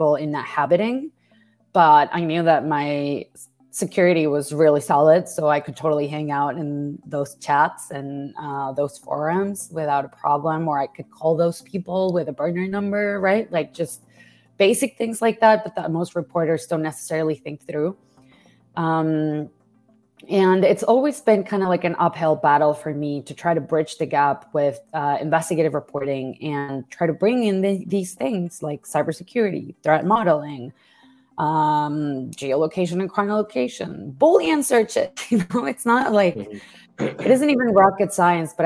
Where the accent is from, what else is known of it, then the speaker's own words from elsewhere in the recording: Mexico; moved away; I grew up as a Mexican woman